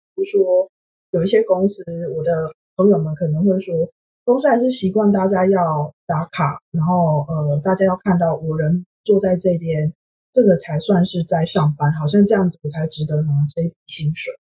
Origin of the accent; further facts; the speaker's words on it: Taiwan; now in Sweden; 我是台湾人，所以我平常看新闻